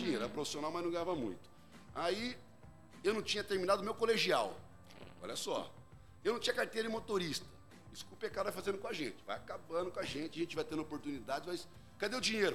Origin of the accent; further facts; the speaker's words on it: Jundiaí, São Paulo, Brazil; Eu sou jundiaiense. Uhum. Nasci aqui em Jundiaí, pertinho daqui. E nós somos uma, fomos criados numa família bem bem, bem pobre mesmo